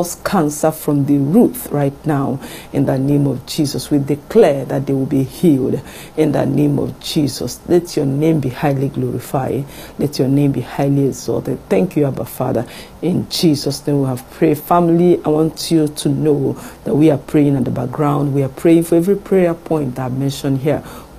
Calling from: France; I'm calling from France.

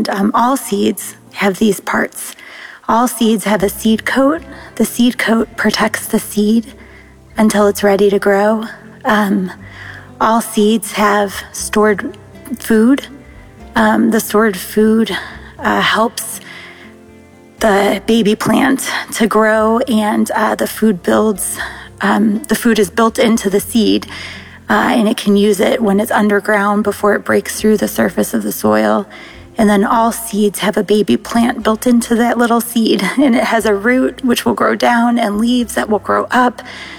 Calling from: Ohio, United States; I'm calling from Ohio.

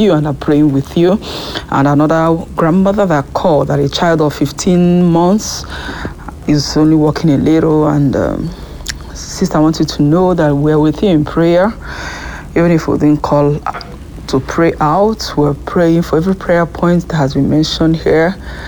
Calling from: France; I'm calling in from France.

